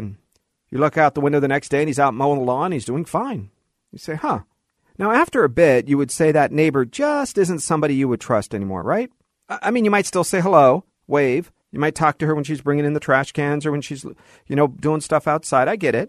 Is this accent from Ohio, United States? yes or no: no; Los Angeles, California, United States; born there; That I was born in Los Angeles.